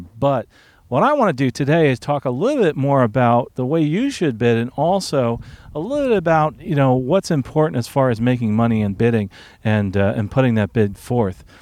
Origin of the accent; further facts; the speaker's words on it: Newark, New Jersey, United States; moved away; originally I'm from Newark